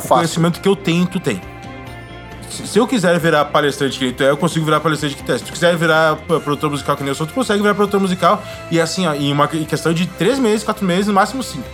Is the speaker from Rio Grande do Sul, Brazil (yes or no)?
yes; Porto Alegre, Rio Grande do Sul, Brazil; moved away; lá da onde eu vim, em Porto Alegre